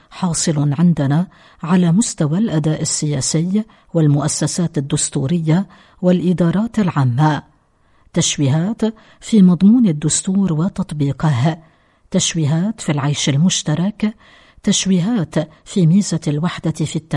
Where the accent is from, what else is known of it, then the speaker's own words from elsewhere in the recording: Lebanon; هذا هو مكمن الشر عندنا في لبنان